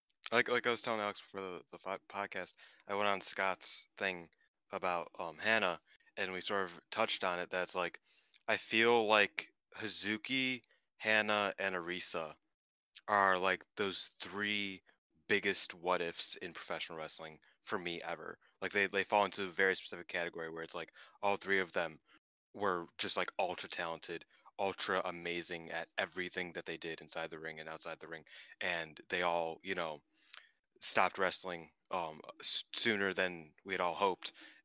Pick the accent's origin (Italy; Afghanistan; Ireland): Ireland; It's America versus Ireland, even though I'm Irish.